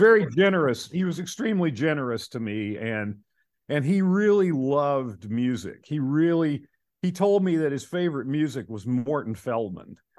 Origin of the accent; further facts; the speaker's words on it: North Carolina, United States; I'm from North Carolina